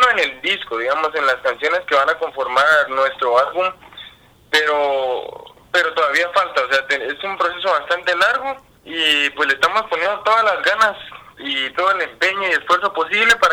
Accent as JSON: {"language": "Spanish", "country": "Guatemala"}